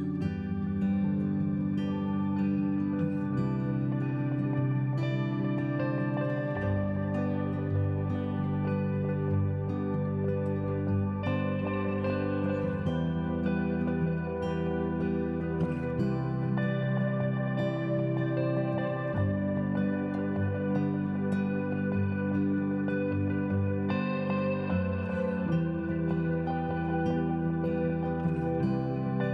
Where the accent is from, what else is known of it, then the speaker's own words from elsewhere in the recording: United States; I'm a follower of Christ before I am an American